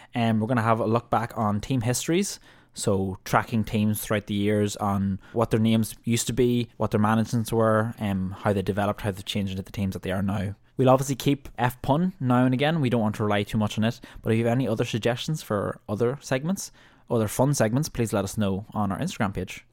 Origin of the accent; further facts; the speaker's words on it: Ireland; as an Irish fan